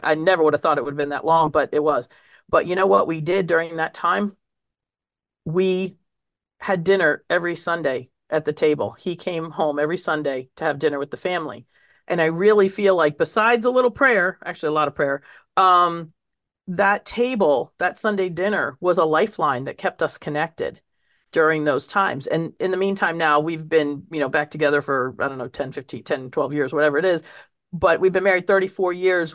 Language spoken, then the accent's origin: English; suburbs of Washington, D.C., District of Columbia, United States; also born or lived in Roseto Valfortore, Italy; I was kind of the neighborhood Italian kid there in the suburbs of Washington, D C, growing up